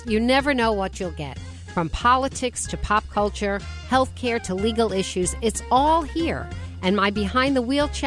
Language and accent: English; United States; I'm a Jewish American or an American Jew